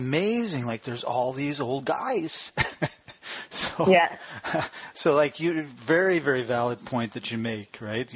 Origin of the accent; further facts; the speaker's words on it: Winnipeg, Manitoba, Canada; we grew up in Winnipeg.